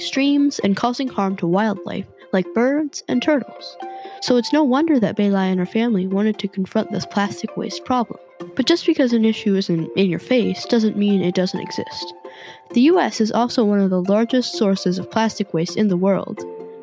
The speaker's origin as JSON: {"language": "English", "region": "California", "country": "United States", "said": "my home state of California"}